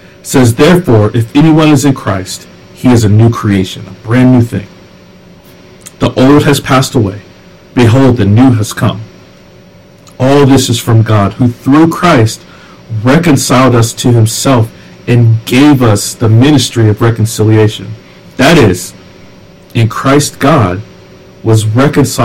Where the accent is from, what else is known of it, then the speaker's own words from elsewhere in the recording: the South, United States; I grew up in the South